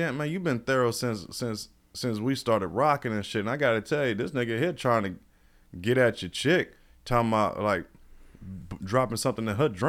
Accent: Florida, United States; I mean, I wasn't born in Florida. You know, I'm Florida rooted as far as my dad, and I was raised in Florida. You know, I'm a military brat.

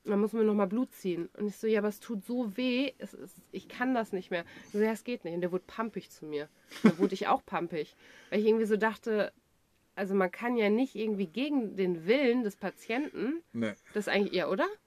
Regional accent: Dortmund, North Rhine-Westphalia, Germany; ich komme aus Dortmund

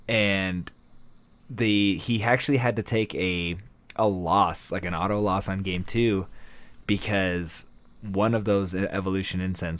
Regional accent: United States; Because we're super American and don't know about the rest of the world.

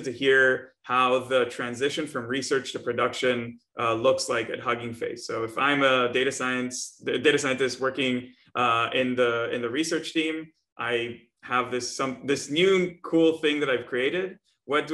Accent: Israel; I'm from Israel

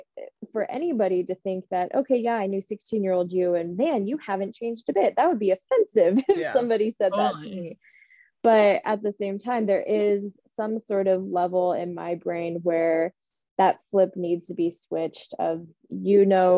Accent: Santa Barbara, California, United States; growing up in Santa Barbara, as you guys know, it's a small community. Everybody knows everybody.

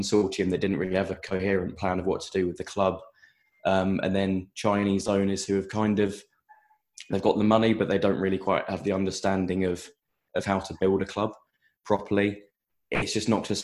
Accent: Buckinghamshire, South East England, United Kingdom; now in London, United Kingdom; I'm not actually originally from Reading. I'm from Buckinghamshire, but my family's from Reading

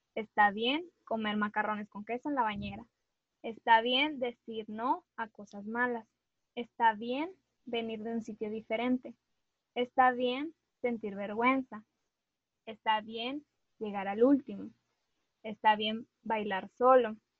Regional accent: Monterrey, Nuevo León, Mexico; una regia

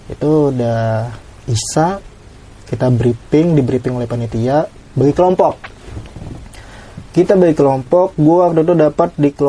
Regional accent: Balangan, South Kalimantan, Indonesia; gue dari Kalimantan sendiri dan waktu itu tempatnya halau-halau sama kampung asli gue kurang lebih satu jam doang satu

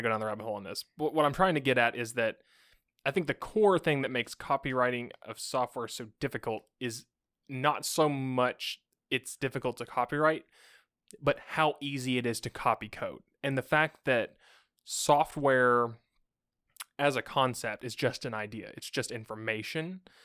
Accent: United States; as an American

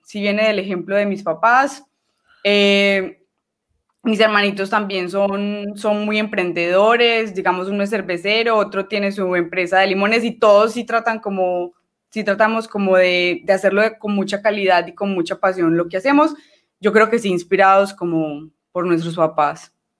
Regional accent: Medellín, Antioquia, Colombia; Yo soy de Medellín, que el departamento es Antioquia

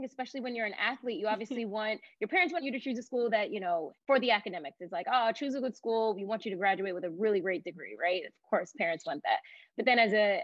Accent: Long Island, New York, United States; also born or lived in Queens; growing up on Long Island, I'm from Raffles Center

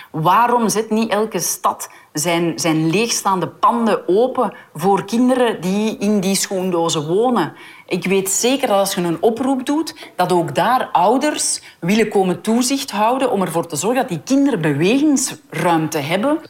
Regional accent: Hoegaarden, Flanders, Belgium; Ik kom uit Hoegaarden

